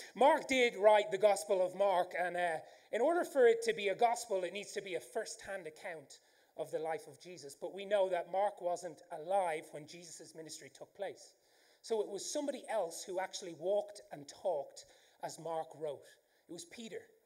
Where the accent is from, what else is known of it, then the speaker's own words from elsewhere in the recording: Ireland; accent: Irish; I do have an Irish accent